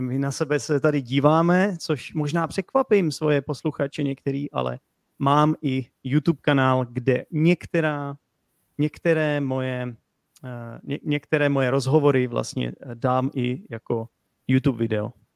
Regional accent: Czechia; jako Čech

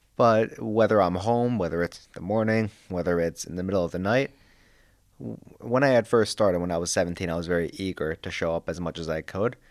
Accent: Long Island, New York, United States; moved away; I'm from Long Island, New York

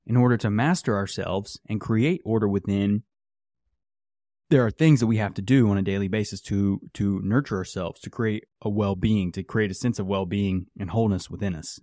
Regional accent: West Virginia, United States; I grew up in West Virginia.

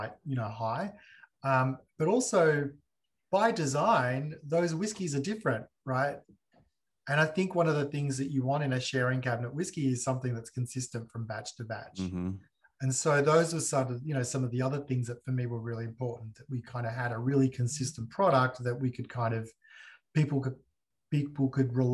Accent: Australia; also born or lived in Sicily (ancestry); my hometown

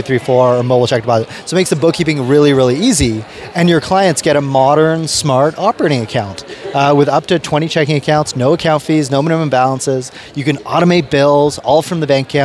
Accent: Canada; also born or lived in United Kingdom; I was originally born in the UK, and I moved to Canada when I was like 4 years old

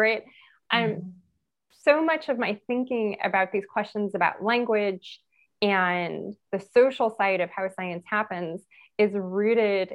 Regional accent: Los Angeles, California, United States; I'm from Los Angeles, from East Los Angeles.

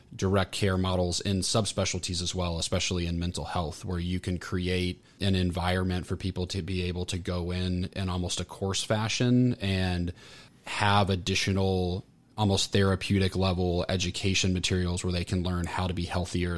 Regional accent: Orlando, Florida, United States; also born or lived in Atlanta; I grew up, grew up, born and raised in Orlando, so a Floridian

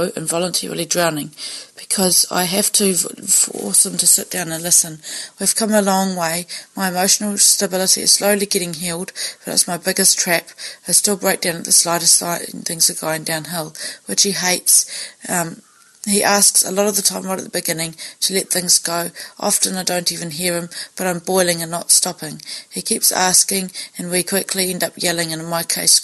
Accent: New Zealand; I'm from New Zealand.

